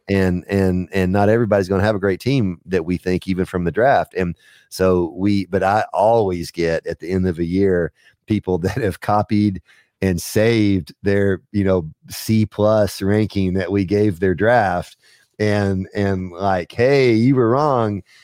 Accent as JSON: {"language": "English", "region": "Texas", "country": "United States", "tie": "born or raised there", "moved": "yes", "lives_now": "Knoxville, United States", "said": "I grew up in Texas"}